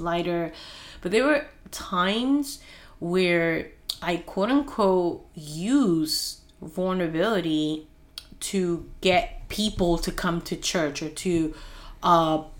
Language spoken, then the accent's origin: English; Peru; English is a second language; moved away; as a child being in Peru